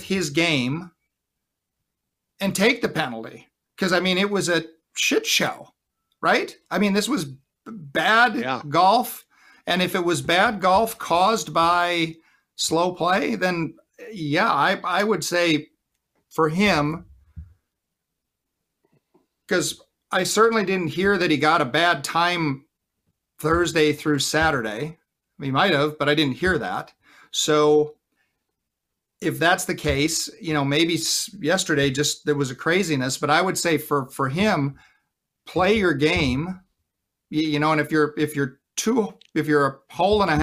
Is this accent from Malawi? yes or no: no; Wisconsin, United States; I grew up in Wisconsin